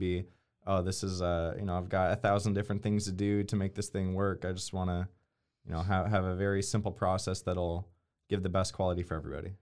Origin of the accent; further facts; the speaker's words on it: Canada; moved away as an adult; also born or lived in Nashville, Tennessee; I grew up in Canada